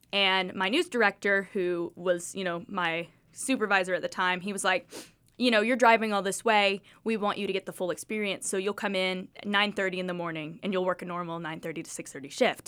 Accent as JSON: {"language": "English", "town": "Kingsport", "region": "Tennessee", "country": "United States", "tie": "born or raised there", "said": "I grew up watching News Channel eleven. I'm from the air, I'm from Kingsport."}